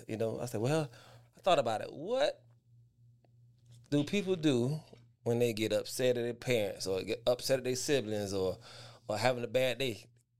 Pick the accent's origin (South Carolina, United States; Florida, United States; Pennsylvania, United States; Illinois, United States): Florida, United States; West Palm Beach; I'm from West Palm Beach, Florida. The beaches, the Palm Beaches, West Palm Beach, Florida.